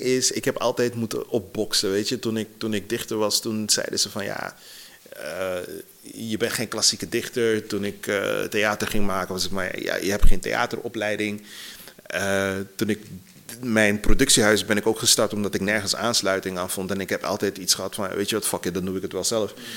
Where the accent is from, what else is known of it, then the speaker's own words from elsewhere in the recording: Suriname; now in Netherlands; ik ben opgegroeid in Suriname voor een deel